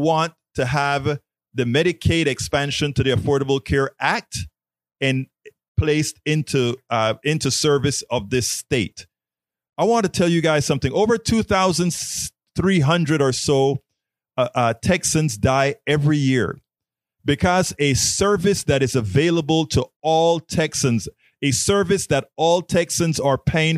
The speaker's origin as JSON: {"language": "English", "country": "Panama", "moved": "yes", "lives_now": "United States", "said": "I'm from Panama, Latino"}